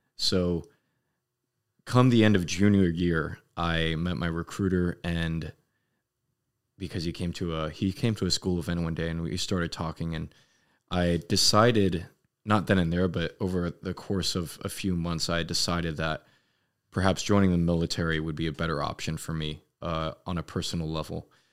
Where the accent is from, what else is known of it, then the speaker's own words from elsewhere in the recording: Los Angeles, California, United States; moved away as an adult; I was born in Los Angeles, uh, California, and I lived there all eighteen years of my, of my young, young child life